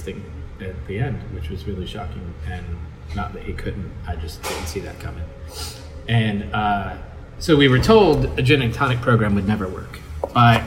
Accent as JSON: {"language": "English", "town": "Louisville", "region": "Kentucky", "country": "United States", "tie": "born or raised there"}